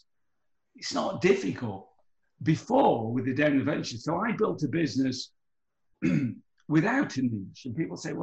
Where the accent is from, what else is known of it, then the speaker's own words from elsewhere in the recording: United Kingdom; moved away; I'm British